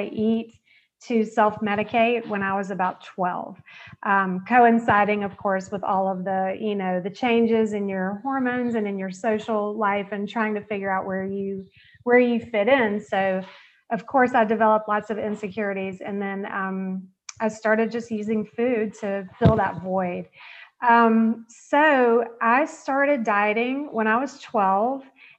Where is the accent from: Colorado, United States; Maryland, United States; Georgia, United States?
Georgia, United States; I grew up in the South. I'm from Georgia